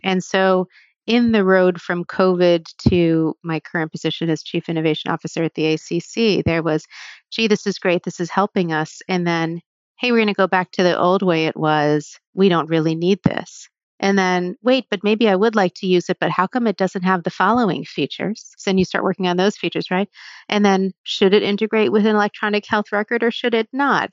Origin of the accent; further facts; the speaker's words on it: New Jersey, United States; also born or lived in New Haven; when I was younger, I grew up in Jersey